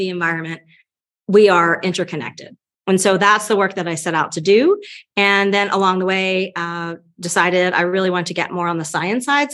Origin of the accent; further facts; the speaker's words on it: Delaware, United States; moved away as an adult; now in Lake Tahoe, United States; We're originally from Delaware, from the East Coast, and I grew up on a farm.